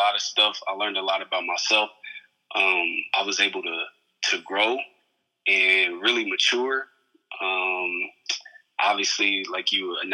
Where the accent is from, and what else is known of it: Indiana, United States; born or raised there; moved away as an adult; also born or lived in San Diego; now in Phoenix, United States